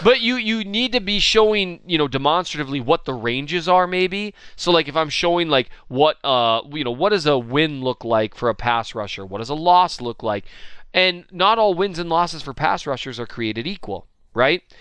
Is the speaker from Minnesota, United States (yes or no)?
yes; Minnesota, United States; I'm from Minnesota